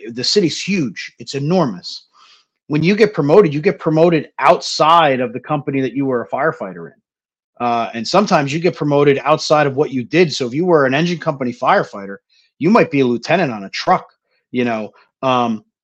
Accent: New Jersey, United States; moved away; I grew up in Jersey, you know, like, Jersey is as political as it gets

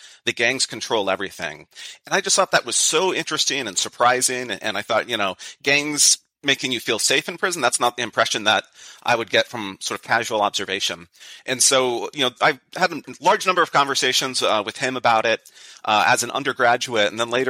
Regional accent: San Jose, California, United States; I grew up in San Jose, California.

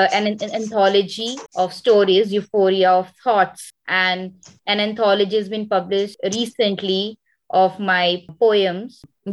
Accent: India; As an Indian

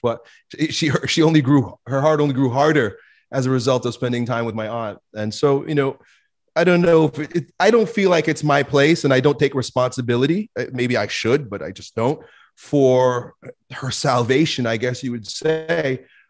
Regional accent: United States; growing up in America

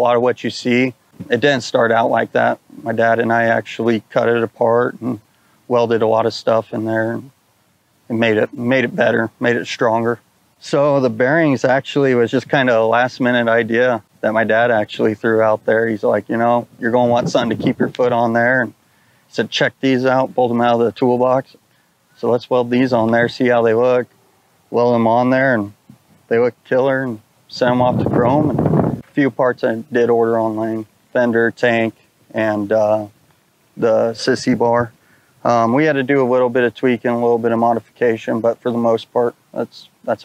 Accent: New Braunfels, Texas, United States; I'm from New Braunfels, Texas

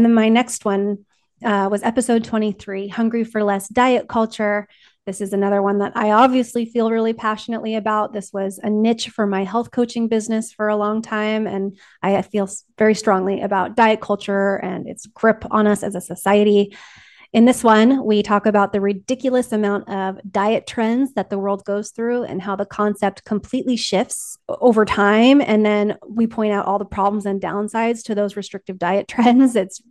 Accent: California, United States; So I was raised in Southern California.

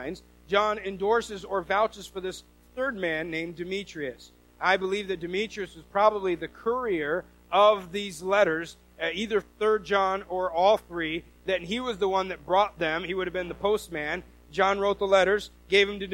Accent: the Northwest, Pacific Northwest, United States; I'm from the Northwest and we don't have any kind of accent.

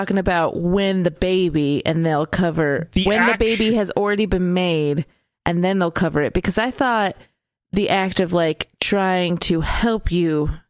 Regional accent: Willamette Valley, Oregon, United States; I was in the Willamette Valley, which is a lot different.

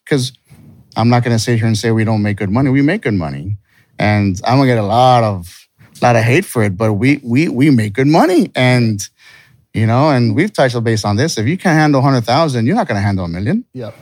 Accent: Texas, United States; also born or lived in California; So we're from Texas.

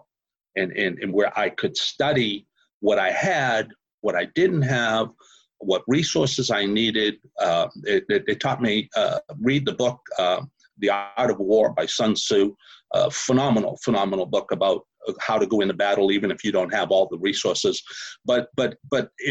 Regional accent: Boston, Massachusetts, United States; accent: Boston; moved away as an adult; now in Houston, United States; I'm originally from Massachusetts, Boston, Massachusetts

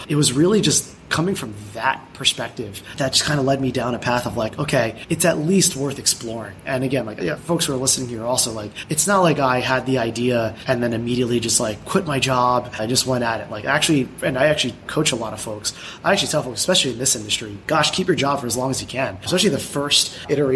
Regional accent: United States; I'm Filipino American

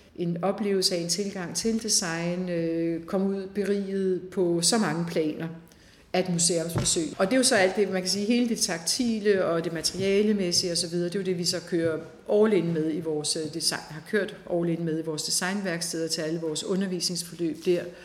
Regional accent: Denmark; Vi har alle sammen som danskere

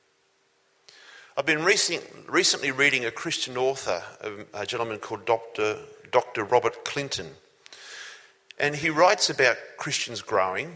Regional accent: Sydney, New South Wales, Australia; also born or lived in Newcastle; when I was 12 years old. We lived in Sydney.

